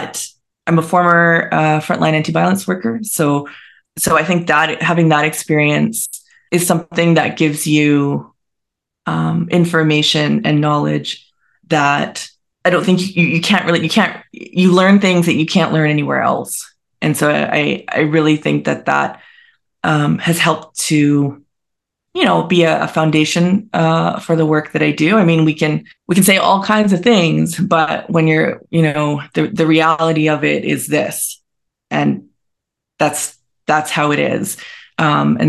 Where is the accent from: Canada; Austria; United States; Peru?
Canada; British Columbia; also born or lived in Montreal, Quebec; I live back in BC. I'm from BC.